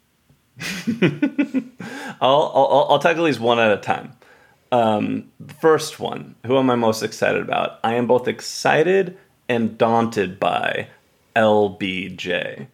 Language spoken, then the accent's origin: English; Texas, United States; I grew up in Texas